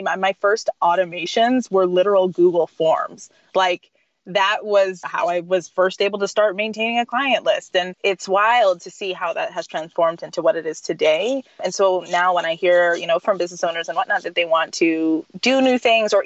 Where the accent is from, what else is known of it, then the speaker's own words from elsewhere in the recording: Texas, United States; now in Baltimore, United States; I'm from Texas